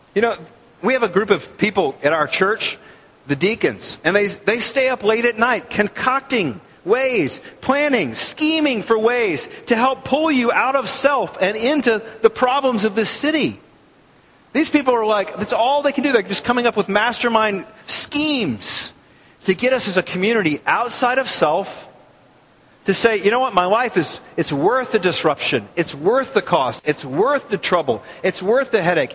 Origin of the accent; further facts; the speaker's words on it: United States; as American Christians